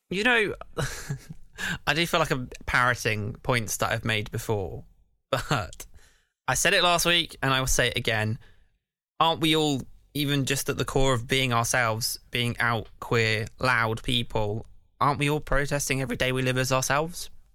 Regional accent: Canterbury, South East England, United Kingdom; moved away as an adult; now in London, United Kingdom; Canterbury Pride, because that's my hometown

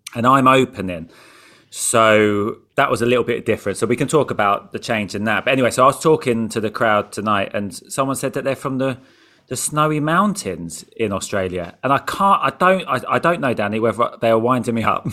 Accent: England, United Kingdom; I'm from England

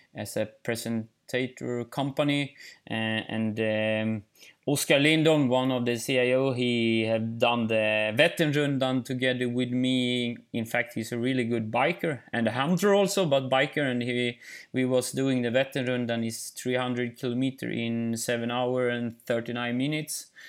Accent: Eksjö, Jönköping County, Sweden; English is a second language; also born or lived in northern Sweden; I'm in Småland in Eksjö, in my hometown

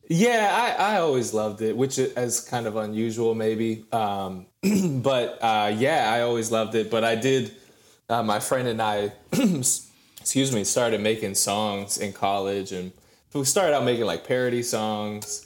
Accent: Lee, Maine, United States; moved away as an adult; now in Georgia, United States; I grew up in Lee, Maine. Small town of, like, eight hundred people, roughly

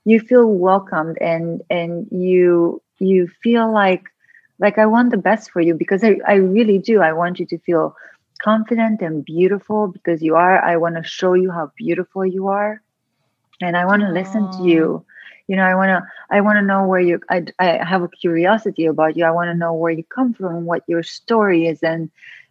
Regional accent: Transylvania, Romania; moved away; where I grew up in Transylvania, Romania. And I actually grew up on a farm in a communist country

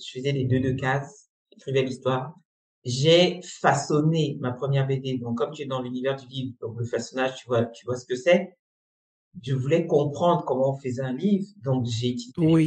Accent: Cameroon; moved away as an adult; also born or lived in Congo; j'ai grandi, j'ai vécu toute ma scolarité euh, au Cameroun

